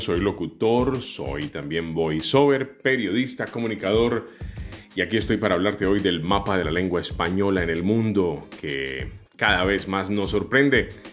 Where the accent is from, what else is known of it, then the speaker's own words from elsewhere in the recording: Colombia; Colombia, que es mi país